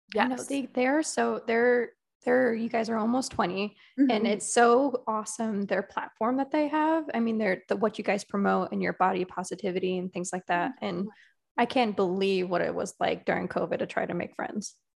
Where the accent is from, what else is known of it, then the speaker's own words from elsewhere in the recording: Connecticut, United States; I'm from Connecticut, which is that whole New England yeah. vibe.